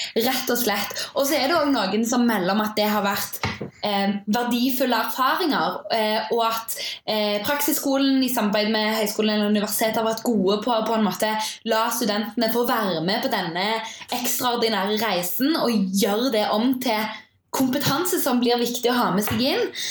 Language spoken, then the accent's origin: Norwegian; Stavanger, Rogaland, Norway; moved away as an adult; also born or lived in Bergen; now in Oslo, Norway; jeg kommer fra Stavanger.